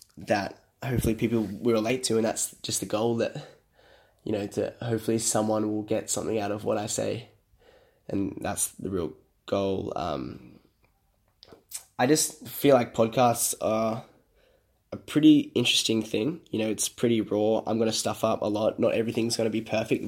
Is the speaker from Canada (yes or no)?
no; Sydney, New South Wales, Australia; I am from Sydney, Australia.